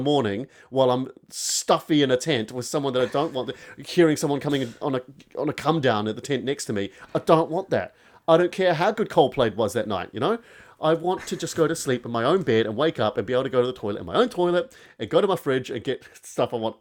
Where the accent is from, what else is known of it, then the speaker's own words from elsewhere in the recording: Christchurch, Canterbury, New Zealand; my hometown, Christchurch